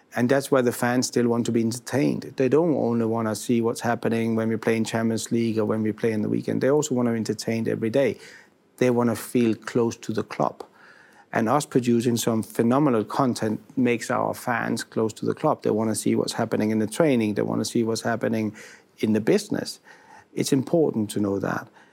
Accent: Denmark; moved away as an adult; now in Italy; being a foreigner, I'm originally from Denmark and I've been here for almost four years now

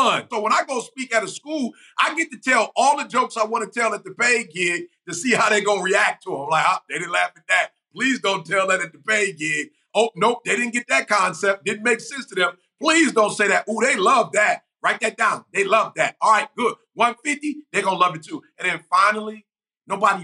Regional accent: Detroit, Michigan, United States; also born or lived in Chicago; I'm from Detroit, you know, originally from Chicago, but I spent most of my life in Detroit

